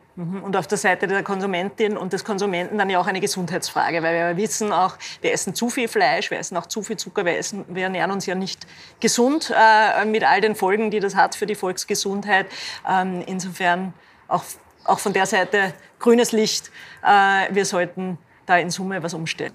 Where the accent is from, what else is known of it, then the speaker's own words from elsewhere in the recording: Linz, Upper Austria, Austria; ich stamme aus Linz